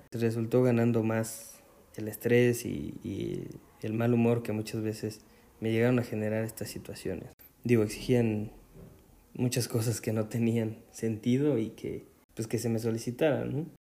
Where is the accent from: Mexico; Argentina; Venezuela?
Mexico; Puebla; aquí en Puebla, que es de donde yo soy